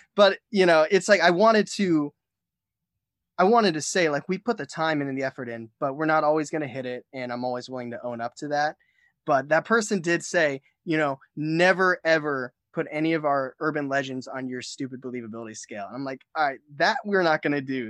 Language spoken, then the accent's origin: English; Ashtabula, Ohio, United States; I'm actually from Ashtabula, Ohio